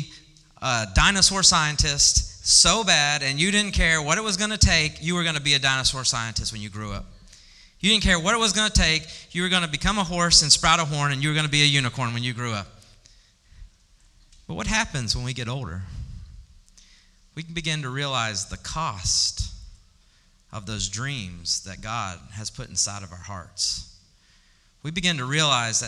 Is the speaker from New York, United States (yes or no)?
no; Birmingham, Alabama, United States; moved away as an adult; also born or lived in Dallas; I am from Birmingham. That's where I grew up.